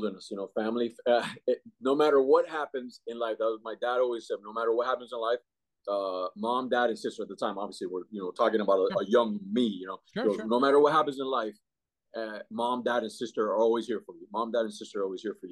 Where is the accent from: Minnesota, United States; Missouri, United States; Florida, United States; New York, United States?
Florida, United States; Miami; also born or lived in Cuba; now in Jacksonville, United States; I grew up and raised in Miami. All the schooling was in Miami